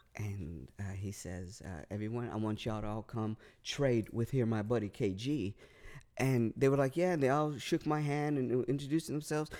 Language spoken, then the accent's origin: English; Northern California, United States; also born or lived in Los Angeles, California / North Carolina; We moved from Southern to Northern California